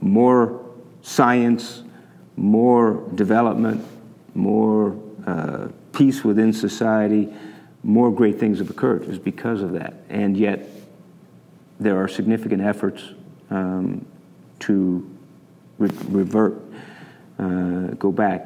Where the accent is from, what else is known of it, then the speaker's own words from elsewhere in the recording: Canada; moved away as an adult; now in Utah, United States; I was born and raised in Canada to U.S. parents, and so I came down here to go to Weber State